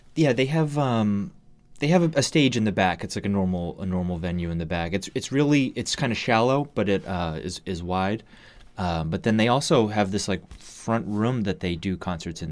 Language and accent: English; Massachusetts, United States; moved away as an adult; now in Seattle, United States; I grew up in Massachusetts